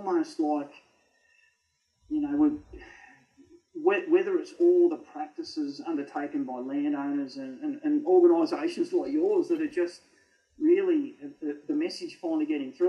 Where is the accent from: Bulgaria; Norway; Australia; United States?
Australia; Canberra, Australian Capital Territory; growing up in Canberra, I fish Lake Jindera a lot.